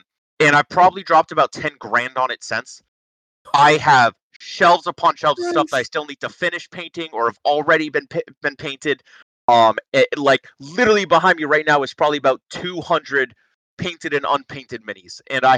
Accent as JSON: {"language": "English", "region": "Massachusetts", "country": "United States", "said": "I'm from Massachusetts."}